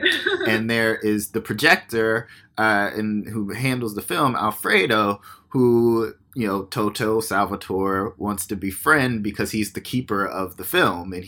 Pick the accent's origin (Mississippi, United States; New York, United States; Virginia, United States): Virginia, United States; Virginia Beach; moved away; I'm from Virginia Beach, Virginia.